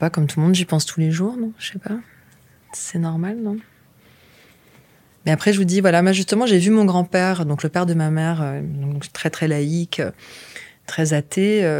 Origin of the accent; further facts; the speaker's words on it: France; bon, ça reste quand même notre culture en tant que Français.